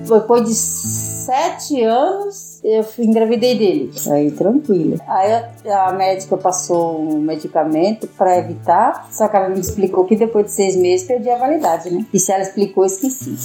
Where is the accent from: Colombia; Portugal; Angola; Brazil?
Brazil; interior of Minas Gerais; now in São Paulo, Brazil; eu fui criada é, no interior de Minas